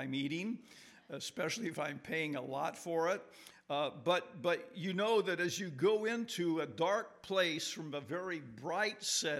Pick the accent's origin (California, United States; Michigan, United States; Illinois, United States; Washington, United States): Illinois, United States; Morton; I'm from Morton, Illinois, down just 10 miles from Peoria